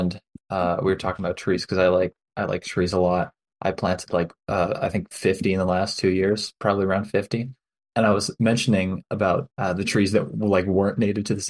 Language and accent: English; Fort St. John, British Columbia, Canada; also born or lived in Grande Prairie, Alberta; I've lived in the Peace Country for my whole life. I was born in Grand Prairie, and I moved to Fort St. John when I was 2.5.